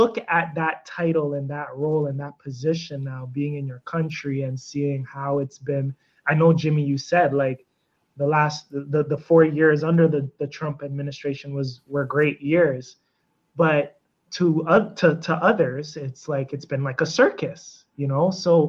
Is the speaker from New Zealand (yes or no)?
no; Canada; being a Canadian